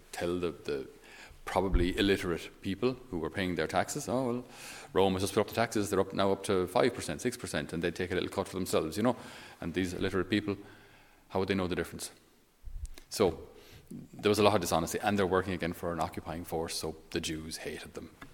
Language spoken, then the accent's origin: English; Ireland; being Irish